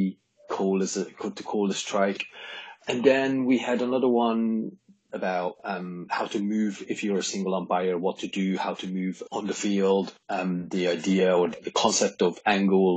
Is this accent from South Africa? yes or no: no; Hungary; moved away; I was born in Hungary, and I started playing baseball